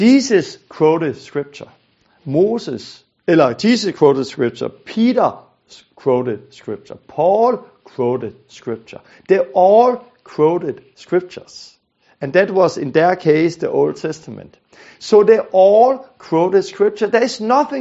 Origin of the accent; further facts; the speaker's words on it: Denmark; I'm from Denmark, I'm a Danish guy